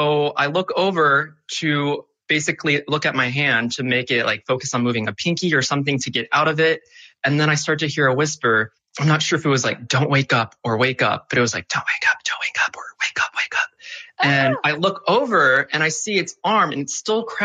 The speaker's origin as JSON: {"language": "English", "town": "Charleston", "region": "South Carolina", "country": "United States", "tie": "born or raised there"}